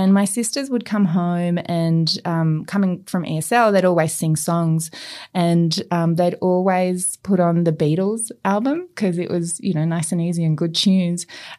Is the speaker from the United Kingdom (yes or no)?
no; Australia; It's funny, I consider myself first and foremost Australian, and I don't often get asked that question, but certainly my heritage has had a strong influence